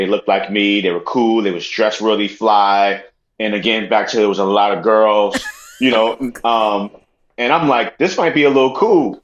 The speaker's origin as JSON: {"language": "English", "town": "New York City", "region": "New York", "country": "United States", "tie": "born or raised there", "said": "growing up, again, I'm from the Bronx. And I'm from the projects, I'm from the hood"}